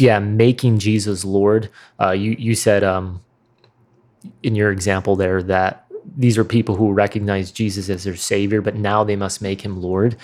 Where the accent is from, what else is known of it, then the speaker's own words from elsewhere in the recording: Midwest, United States; accent: Midwestern; mine was clearly the strongest Midwestern accent